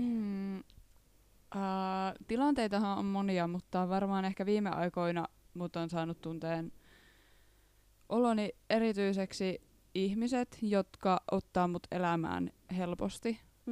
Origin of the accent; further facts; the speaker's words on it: Reisjärvi, North Ostrobothnia, Finland; now in Jyväskylä, Finland; Mä oon alun perin Reisjärveltä ihan järkyttävän pienestä kylästä Pohjois-Pohjanmaan eteläisimmästä kunnasta.